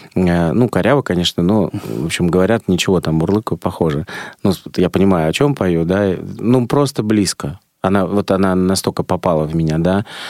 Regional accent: Saint Petersburg, Russia; у меня грузинская кровь, хотя я родился в Ленинграде

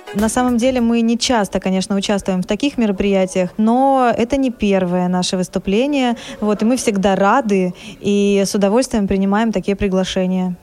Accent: Voronezh, Voronezh Oblast, Russia; я из Воронежа

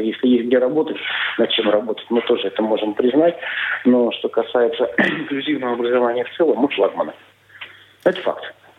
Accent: Siberia, Russia; moved away as an adult; also born or lived in Biysk; now in Saint Petersburg, Russia; я родом из Сибири, я далеко не из Санкт-Петербурга

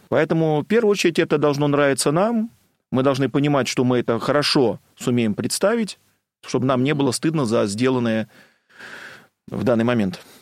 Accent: Sergiyev Posad, Moscow Oblast, Russia; also born or lived in Bolshevo; Я из Сергиева Посада.

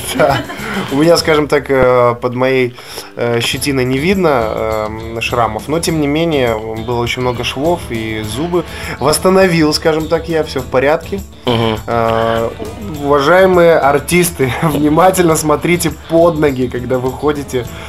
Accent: Kobryn, Brest Region, Belarus; moved away; also born or lived in Grodno; у меня на родине, в городе Кобрине.

